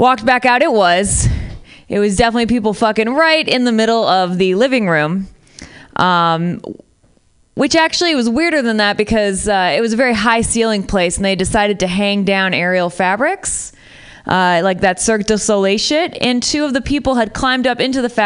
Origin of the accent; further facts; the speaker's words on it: Midwest, United States; moved away as an adult; also born or lived in Syria; now in San Francisco, United States; I'm from the Midwest, moved to Syria